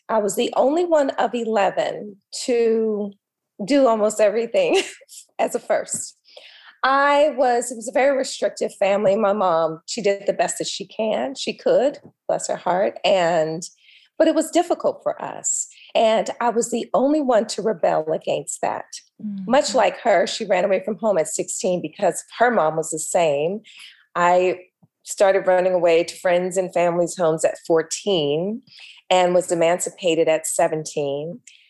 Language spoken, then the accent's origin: English; Los Angeles, California, United States; I grew up here in LA.